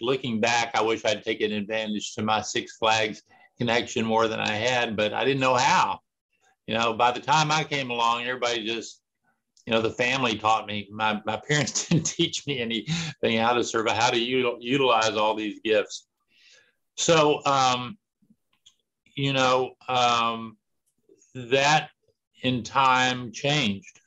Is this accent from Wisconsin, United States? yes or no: no; Texas, United States; I grew up about a mile from where I live right now. I've never lived anywhere else for any length of time